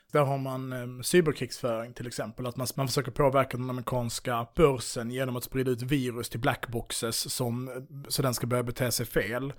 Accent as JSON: {"language": "Swedish", "country": "Sweden", "said": "vi är svenskar"}